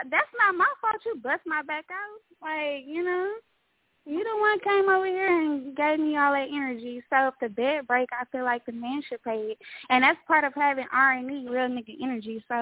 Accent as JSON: {"language": "English", "town": "Houston", "region": "Texas", "country": "United States", "moved": "yes", "lives_now": "Maryland, United States", "said": "I'm representing Houston, Texas"}